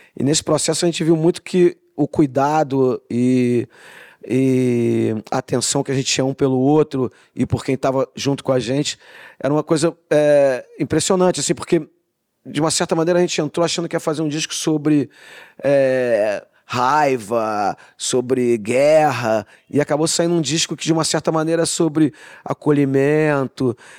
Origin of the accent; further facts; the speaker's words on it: Rio de Janeiro, Brazil; a gente cresceu no Rio de Janeiro nos anos 90 muito violento